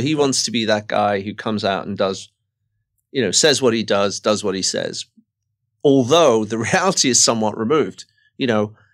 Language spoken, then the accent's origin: English; England, United Kingdom; moved away; growing up in Margaret Thatcher's kind of England